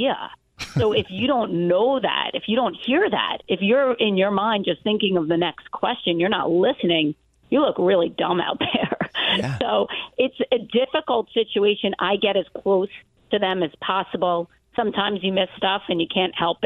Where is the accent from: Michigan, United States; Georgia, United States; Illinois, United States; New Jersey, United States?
New Jersey, United States; I'm from Jersey